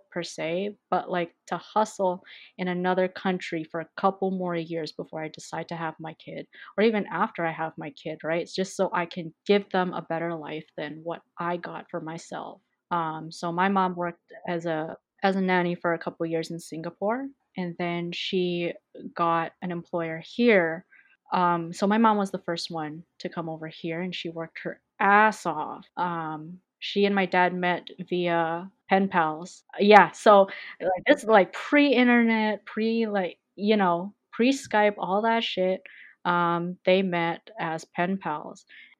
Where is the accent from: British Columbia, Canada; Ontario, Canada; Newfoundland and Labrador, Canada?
British Columbia, Canada; Vancouver; I was born and raised in Vancouver, BC. I grew up around the Mount Pleasant area my whole life.